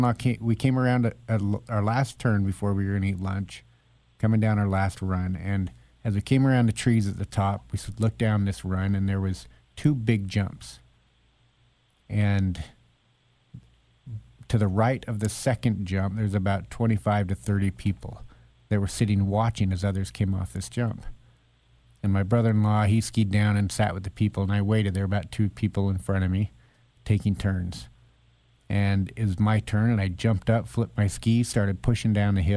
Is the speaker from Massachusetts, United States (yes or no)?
no; Boise, Idaho, United States; I grew up in Boise, went to Capital High School